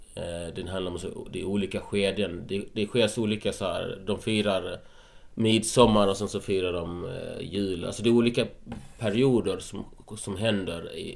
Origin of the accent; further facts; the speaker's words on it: Malmö, Skåne, Sweden; moved away as an adult; also born or lived in Gothenburg / Ljungby / Helsingborg; Jag är uppvuxen i Malmö.